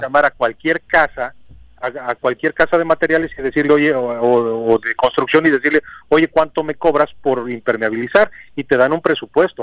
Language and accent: Spanish; Morelos, Mexico; somos mexicanos, somos morelenses